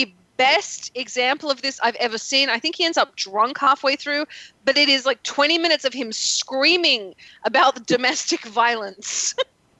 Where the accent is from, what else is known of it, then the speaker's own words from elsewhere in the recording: Australia; now in United States; I'm from Australia